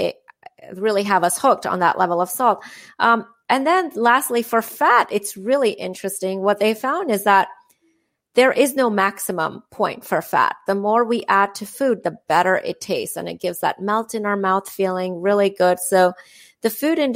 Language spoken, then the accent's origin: English; India; moved away; I'm from India